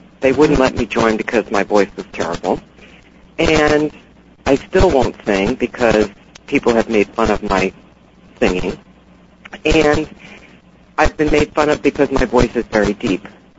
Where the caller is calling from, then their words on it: New Jersey, United States; New Jersey.